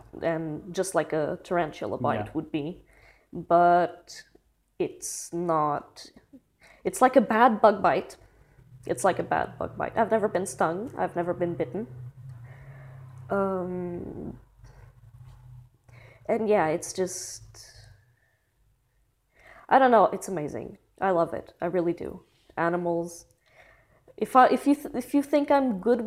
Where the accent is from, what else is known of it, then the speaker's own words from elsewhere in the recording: Barreiro, Setúbal, Portugal; my hometown in Barreiro.